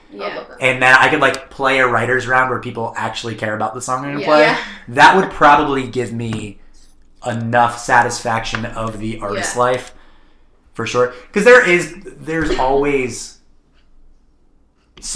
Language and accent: English; Connecticut, United States; I'm from Connecticut.